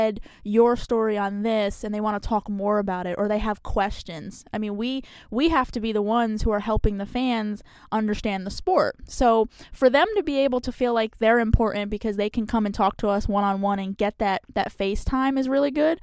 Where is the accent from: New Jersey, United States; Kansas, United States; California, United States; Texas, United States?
New Jersey, United States; So nobody can ever figure out where I'm from. But so grew up in New Jersey.